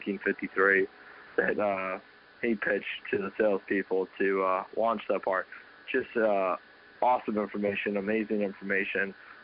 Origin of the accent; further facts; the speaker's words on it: West Coast, United States; now in Atlanta, United States; I grew up on the West Coast